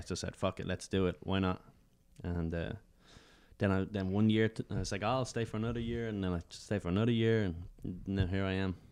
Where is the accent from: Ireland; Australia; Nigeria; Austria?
Ireland; Dublin, Leinster; moved away as an adult; now in New York, United States; I was from Dublin